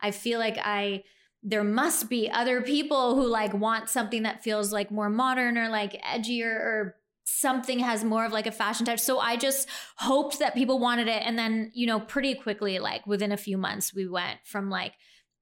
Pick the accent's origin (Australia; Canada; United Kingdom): Canada; moved away as an adult; also born or lived in New York; I was living in New York at that time, so I'm Canadian